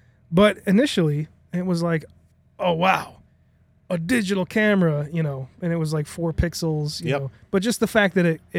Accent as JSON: {"language": "English", "town": "Chicago", "region": "Illinois", "country": "United States", "said": "Yeah, we're from Chicago."}